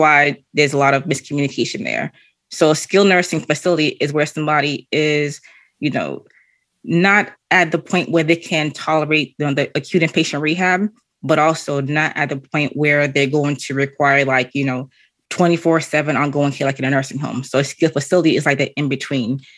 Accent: Canada; moved away; also born or lived in Boston / Haiti; originally, I'm from Canada

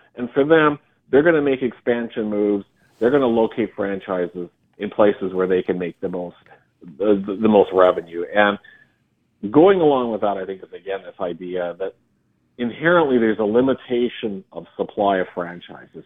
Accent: Regina, Saskatchewan, Canada; being drafted by my hometown team, the Regina Pats

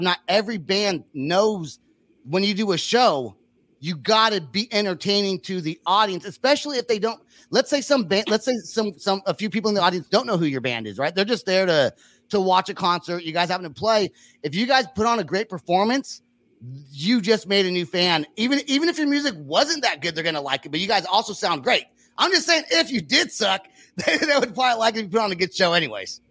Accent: Bay Area, California, United States; now in Oklahoma, United States; I'm from California. I'm from the Bay Area

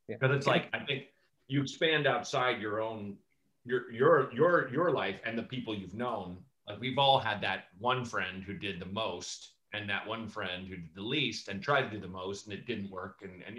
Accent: Portland, Oregon, United States; Portland, Oregon.

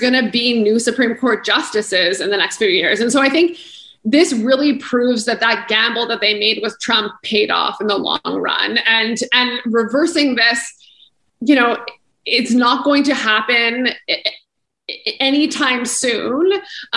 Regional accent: Canada; as Canadians, as a Canadian

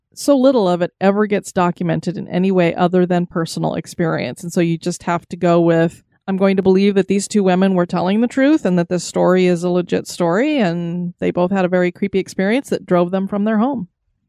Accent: Wisconsin, United States; And seriously, you got to check out Summit Avenue in St. Paul. My hometown is about 30 minutes east of there.

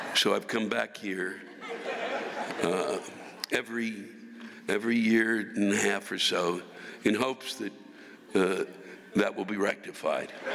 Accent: United States; I'm from Washington

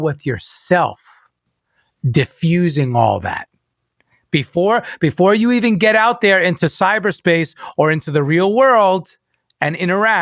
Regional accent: New York, United States; I'm a Cuban Italian New Yorker

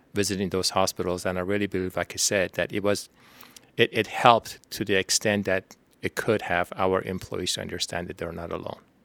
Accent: Tehran, Tehran Province, Iran; moved away as an adult; now in Houston, United States; I was born in Tehran, Iran.

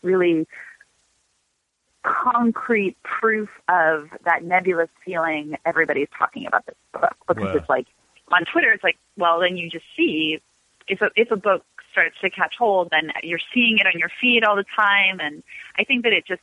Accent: Los Angeles, California, United States; also born or lived in Washington, District of Columbia, United States; we moved, my family literally drove across the country when I was 5. So I grew up

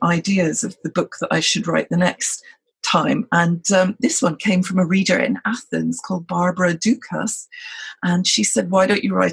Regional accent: Scotland, United Kingdom; I'm a Brit. I'm Scottish, in fact.

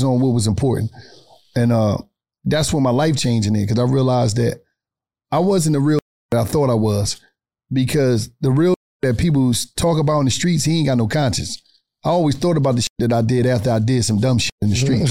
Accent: Atlanta, Georgia, United States; I'm a street nigga and I'm from the West End in Atlanta

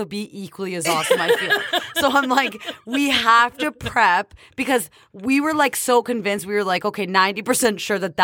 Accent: Canada; accent: Canadian; my Canadian accent

